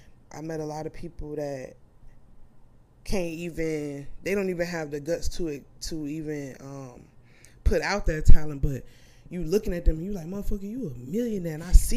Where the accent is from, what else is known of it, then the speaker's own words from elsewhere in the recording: Savannah, Georgia, United States; also born or lived in The Bronx, New York; I was born in the Bronx, and my mama wanted to give me a better life. That's what she say. And we came down here, and I was about 5 years old when we got here. We stayed on Fair Street in West Savannah.